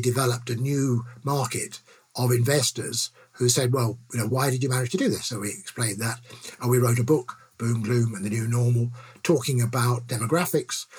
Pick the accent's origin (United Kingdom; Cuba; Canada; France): United Kingdom; London; I grew up in London, England